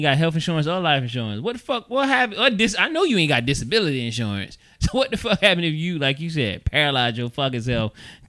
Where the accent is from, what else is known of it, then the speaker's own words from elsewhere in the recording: New York, United States; Nigga, I'm from New York.